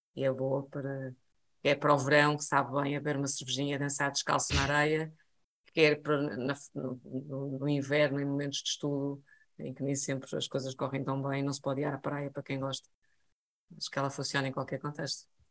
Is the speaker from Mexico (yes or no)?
no; Portugal; sendo eu português